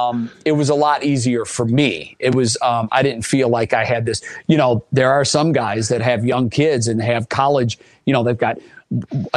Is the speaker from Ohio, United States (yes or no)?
yes; Cleveland, Ohio, United States; moved away as an adult; I wanted to come to my hometown